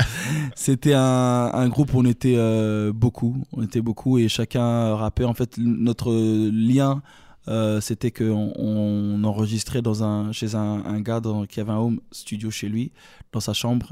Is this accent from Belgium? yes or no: yes; Brussels, Brussels-Capital Region, Belgium; accent: Belgian; je suis bruxellois, tu vois. Je, avec l'accent belge